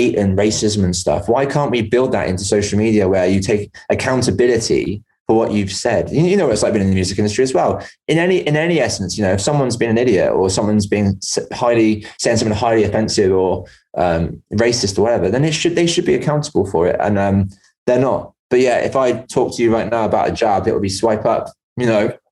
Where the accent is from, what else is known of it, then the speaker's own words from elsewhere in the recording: England, United Kingdom; also born or lived in Bristol; now in Northern Ireland, United Kingdom; When I go back to England, as much as I'm English